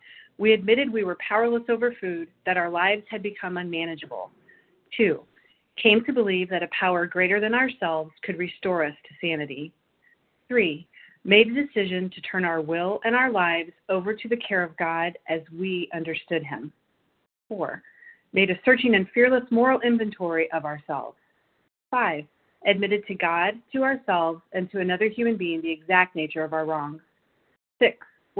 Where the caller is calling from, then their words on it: Illinois, United States; I'm calling in from Illinois.